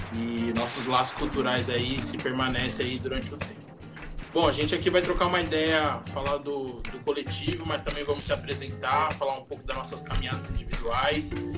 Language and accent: Portuguese; São Paulo, Brazil; por ter nascido na quebrada do Monte Azul